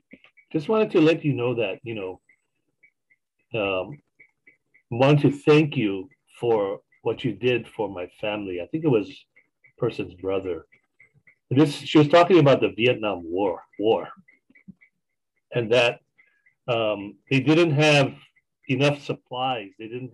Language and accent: English; Hawaii, United States; And, you know, I'm a Hawaiian musician. I still do it.